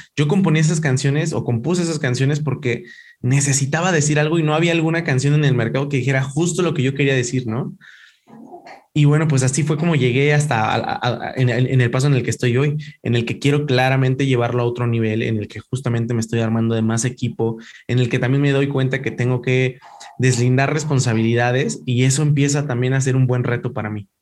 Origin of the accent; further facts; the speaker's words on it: Ecatepec, State of Mexico, Mexico; yo soy de Catepec